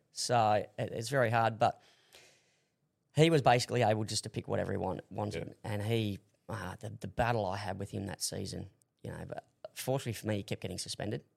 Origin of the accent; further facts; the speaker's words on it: Australia; moved away as an adult; also born or lived in Hong Kong; being the Aussie that I am